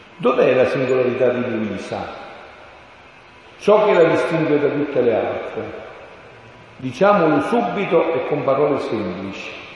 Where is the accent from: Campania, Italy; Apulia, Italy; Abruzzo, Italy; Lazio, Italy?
Campania, Italy; Montefusco; moved away; al mio paese, Sono un paesino in provincia di Avellino, l'orgoglio della campagna, l'Irpinia